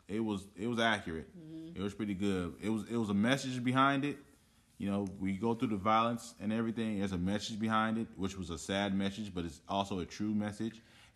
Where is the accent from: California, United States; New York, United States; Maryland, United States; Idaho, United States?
California, United States; Oakland; people that were born and raised in Oakland, like I was